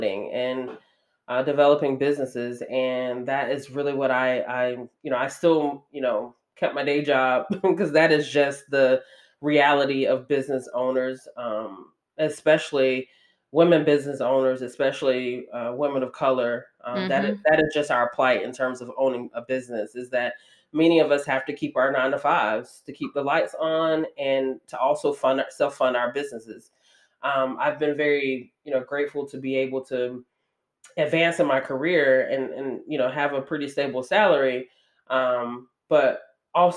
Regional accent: Georgia, United States; moved away as an adult; the first time that I had ever been out, you know, away from my hometown, let alone like away from the state of Georgia

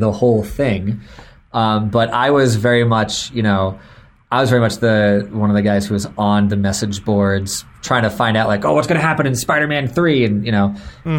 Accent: Florida, United States; I grew up in Florida so we went to Disney

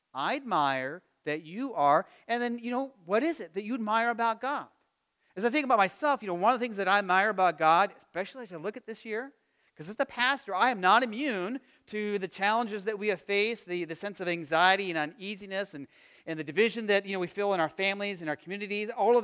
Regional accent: Arizona, United States; now in Midwest, United States; growing up in Arizona, you know, you had the season of hot and the season of not quite so hot.

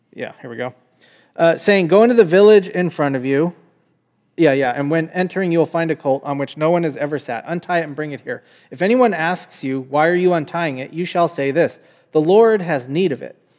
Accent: United States; as an American

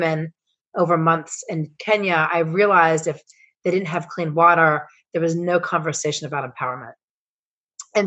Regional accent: Pittsburgh, Pennsylvania, United States; I'm from Pittsburgh, Pennsylvania in the United States.

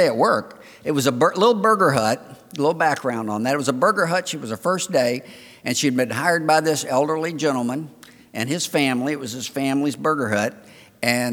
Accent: Florida, United States; I'm from the Old South. And I'm from Florida.

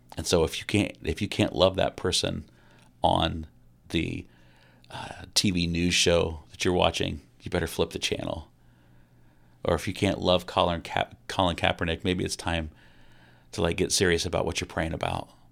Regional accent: Kokomo, Indiana, United States; growing up in Kokomo, Indiana

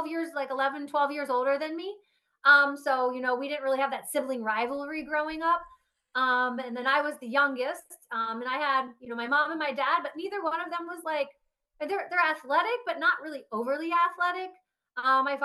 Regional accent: Harrisburg, Pennsylvania, United States; I grew up in Harrisburg, Pennsylvania, close to Hershey.

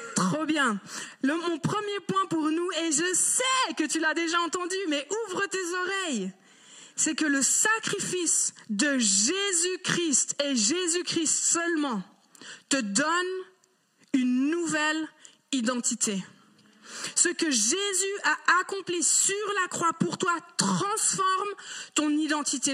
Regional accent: Geneva, Switzerland; j'ai grandi à Genève

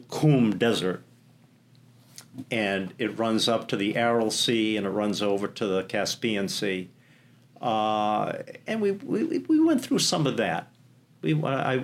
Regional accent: United States; like most Americans, stood out like a sore thumb in Uzbekistan.

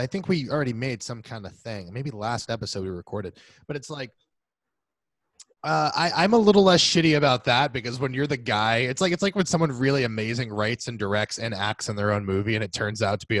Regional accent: Mount Vernon, United States; I grew up in on Mount Vernon

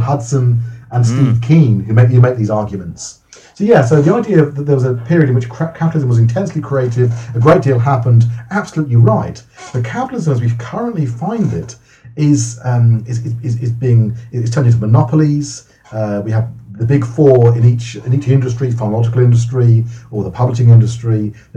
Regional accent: Wokingham, South East England, United Kingdom; also born or lived in London; my family moved out from London, which is a much more diverse. We grew up in a much more diverse area. We moved out to London, out to Wokingham

